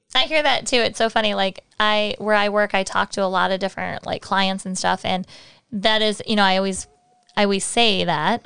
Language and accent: English; Michigan, United States; moved away; also born or lived in Texas; I'm from Michigan